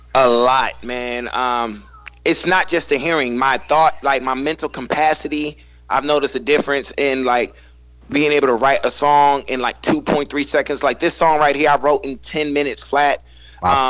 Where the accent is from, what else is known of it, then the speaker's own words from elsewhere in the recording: Northern Virginia, United States; I'm from Northern Virginia